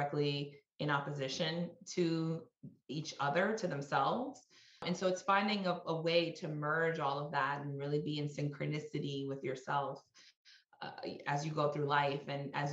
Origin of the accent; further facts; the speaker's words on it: New York City, New York, United States; I grew up in Washington Heights in New York City to Dominican parents